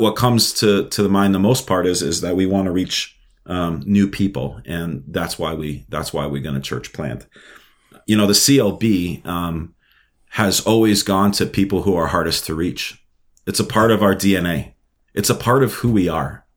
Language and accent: English; New York City, New York, United States; moved away as an adult; also born or lived in Minnesota; now in Moorhead, United States; I was born and raised in Brooklyn, New York. Um, I, I grew up my whole my whole life there